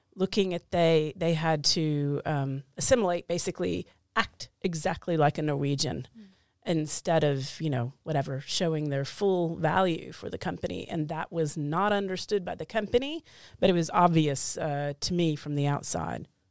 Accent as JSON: {"language": "English", "country": "United States", "moved": "yes", "lives_now": "Oslo, Norway", "said": "I'm an American living in Oslo"}